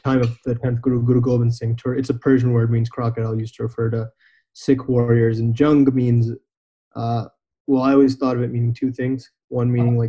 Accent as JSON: {"language": "English", "country": "United States", "tie": "born or raised there", "said": "I am an American, born and brought up here. My parents moved from India"}